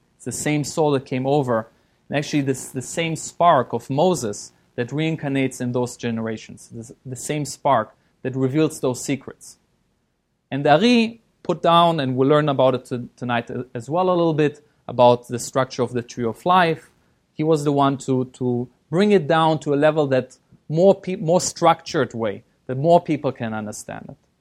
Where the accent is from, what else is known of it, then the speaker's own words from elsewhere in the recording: Germany; moved away as an adult; also born or lived in Israel / London, United Kingdom; now in Los Angeles, United States; I was born in Israel. Uh, I grew up in Germany.